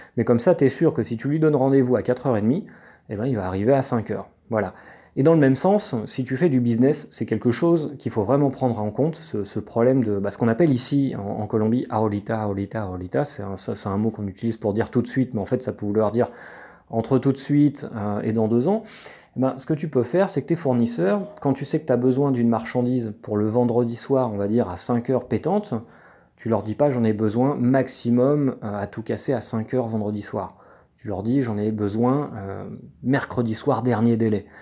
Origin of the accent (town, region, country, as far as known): France